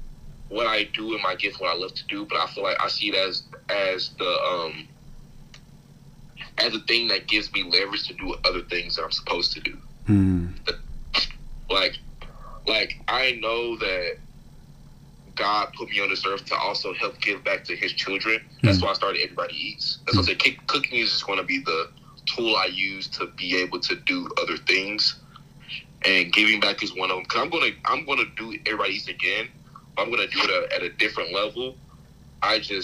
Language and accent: English; Dallas, Texas, United States; I'm from born and raised in Dallas